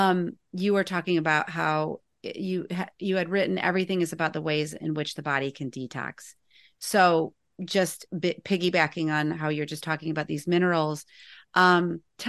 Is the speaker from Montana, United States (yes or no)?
no; Northern Indiana, United States; I grew up in Northern Indiana